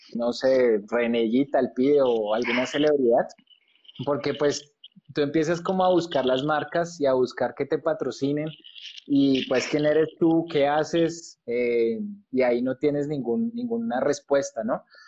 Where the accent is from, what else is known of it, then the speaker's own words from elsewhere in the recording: Colombia; como colombiano